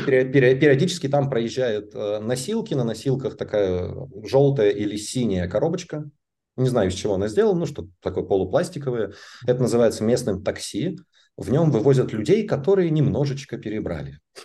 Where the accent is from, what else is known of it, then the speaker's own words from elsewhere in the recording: Kostroma, Kostroma Oblast, Russia; also born or lived in Moscow, Russia; now in Munich, Germany; как мы росли и жили в Костроме, и как я потом жил в Москве, и как я живу здесь